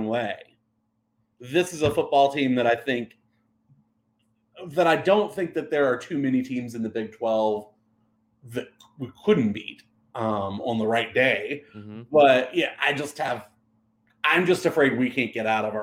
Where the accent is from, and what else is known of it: West Virginia, United States